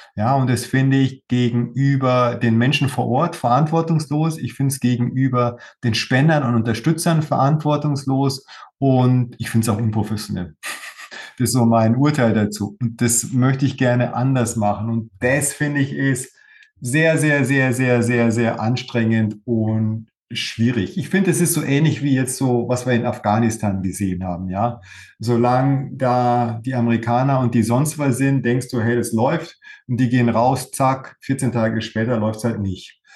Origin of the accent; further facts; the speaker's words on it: Germany; bei uns in Deutschland